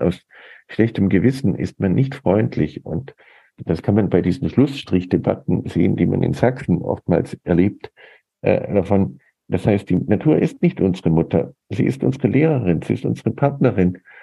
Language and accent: German; United States; moved away; ich bin in den USA groß geworden